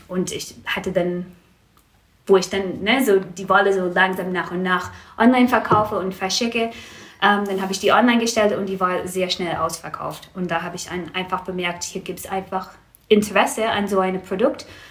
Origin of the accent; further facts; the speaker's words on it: Vancouver, British Columbia, Canada; German is a second language; moved away as an adult; now in Marburg, Germany; Also ich komme aus Vancouver. Ähm, das ist eine ziemlich große Stadt.